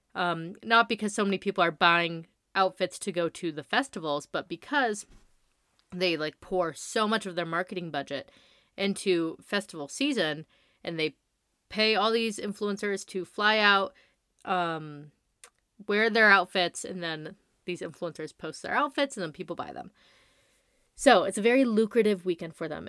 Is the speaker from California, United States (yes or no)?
yes; La Quinta, California, United States; I grew up in the Coachella Valley